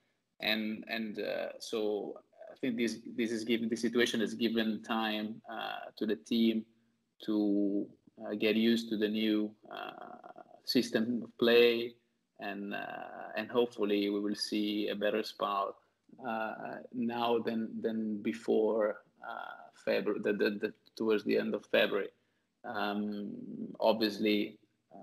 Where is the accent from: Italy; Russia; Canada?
Italy; Ferrara, Emilia-Romagna; moved away as an adult; now in New York, United States; I've been here for the last 6 years, but I'm originally from Ferrara